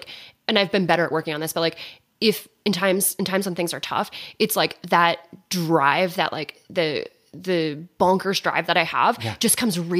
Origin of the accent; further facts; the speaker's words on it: Philadelphia, Pennsylvania, United States; moved away; I'm from Philadelphia.